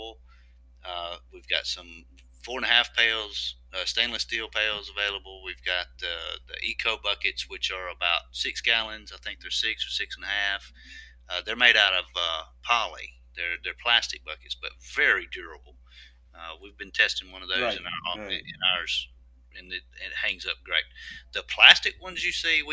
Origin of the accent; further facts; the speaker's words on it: Meridian, Mississippi, United States; Meridian, Mississippi. That's where I live. That's my hometown